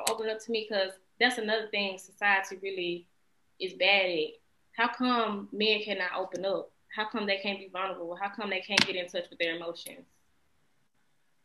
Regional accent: West Memphis, Arkansas, United States; also born or lived in Little Rock, Arkansas; now in California, United States; I grew up in West Memphis, Arkansas, Memphis

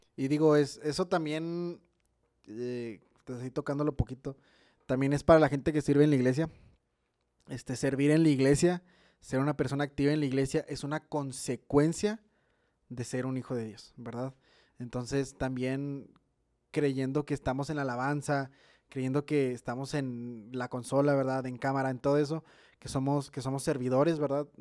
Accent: Mexico; como mexicanos

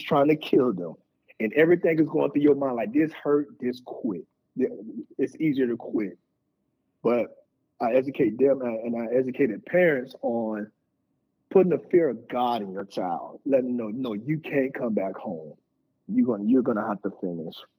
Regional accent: Tampa, Florida, United States; I was born in Tampa, Florida

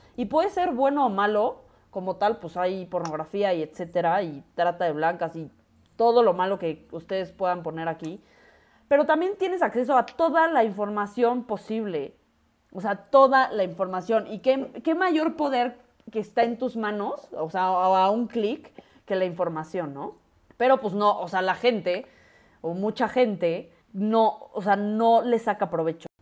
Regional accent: Mexico; ya que estamos en México y somos mexicanas, orgullosamente mexicanas.

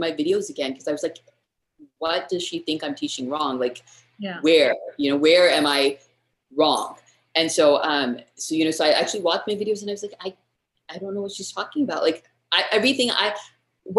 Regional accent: United States; first language English; moved away as an adult; now in India; I grew up speaking English. I grew up in the States

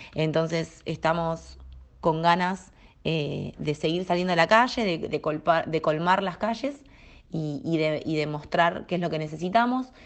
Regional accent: Argentina; also born or lived in La Plata, Buenos Aires; soy argentina, vivo en la ciudad de La Plata, que es la capital de la provincia de Buenos Aires

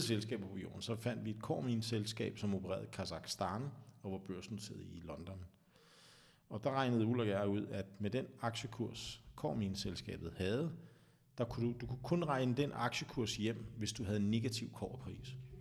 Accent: Vestegnen, Capital Region of Denmark, Denmark; jeg er jo fra Vestegnen

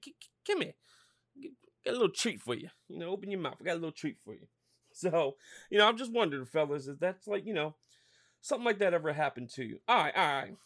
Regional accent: Norristown, Pennsylvania, United States; I'm from Norristown, six one oh

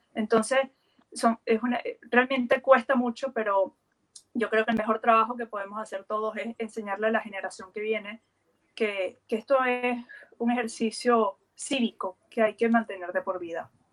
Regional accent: Lara, Venezuela; moved away as an adult; now in Chile; Es el estado Lara, de donde yo soy

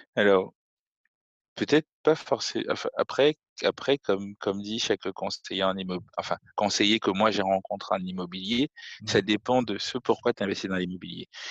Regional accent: Cameroon; moved away; on a grandi au Cameroun.

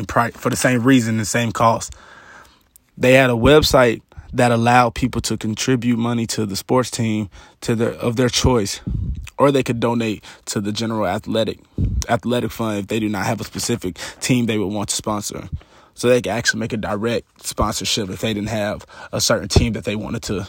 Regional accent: Atlanta, Georgia, United States; also born or lived in Waleska, Georgia; I'm actually from Atlanta

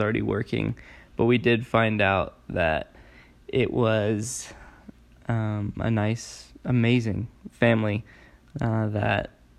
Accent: California, United States; I grew up in California

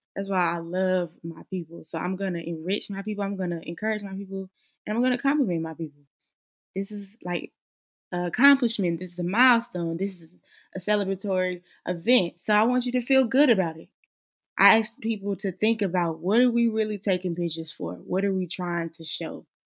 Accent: Charlotte, North Carolina, United States; now in Greensboro, United States; born and raised in Charlotte, North Carolina, currently reside in Greensboro, North Carolina.

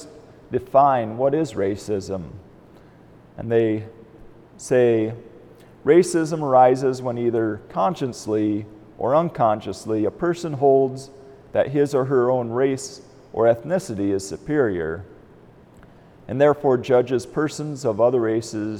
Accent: Albion, United States; moved away; I grew up in Albion

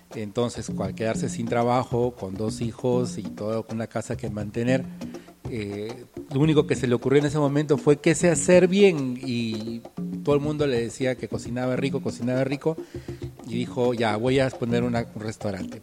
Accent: Tacna, Peru; nuestra cultura y todas las cosas de aquí de Tacna

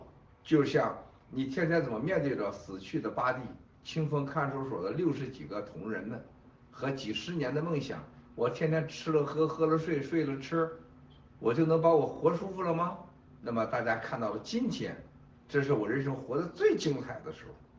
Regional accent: China; 还有我们中国人过去这百年的这种屈辱的历史，

